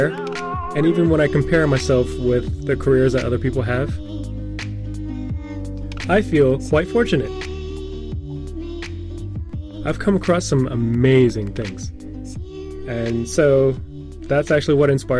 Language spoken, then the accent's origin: English; Texas, United States; moved away as an adult; also born or lived in Houston, Texas; now in Seoul, South Korea; I'm an American from Texas.